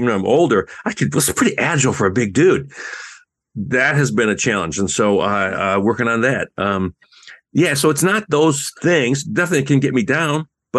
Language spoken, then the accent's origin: English; Canada; I'm a, you know, I'm Canadian